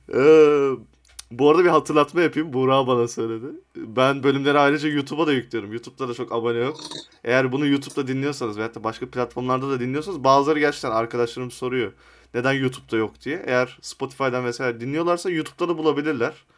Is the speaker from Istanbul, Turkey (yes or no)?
no; Sivas Province, Turkey; ben mesela kendim Sivaslıyım